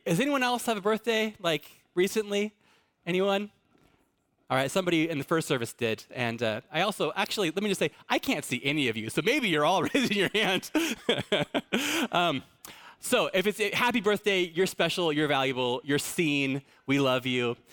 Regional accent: Fallbrook, California, United States; I'm in, I'm from Fallbrook

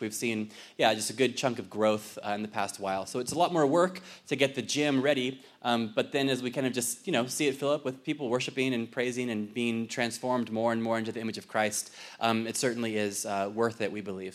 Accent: Fallbrook, California, United States; now in Ireland; I'm originally from Fallbrook

